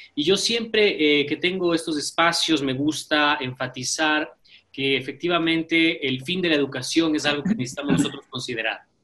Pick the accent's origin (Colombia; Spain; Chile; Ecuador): Ecuador; como ecuatorianos